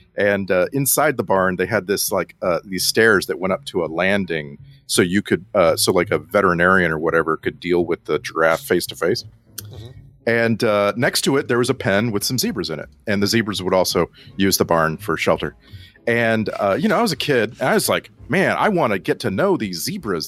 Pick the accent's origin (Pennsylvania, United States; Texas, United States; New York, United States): Texas, United States; South; growing up in South Texas